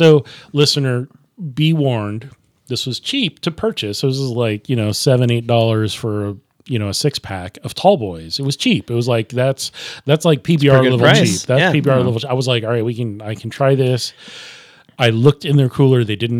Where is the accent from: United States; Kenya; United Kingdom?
United Kingdom; Leeds, Yorkshire and the Humber; Well, I'm from Leeds.